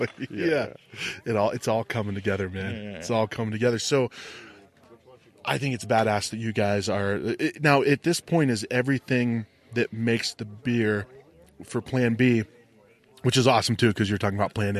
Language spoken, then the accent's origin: English; Youngstown, Ohio, United States; now in Arizona, United States; I grew up right outside of Youngstown, Ohio.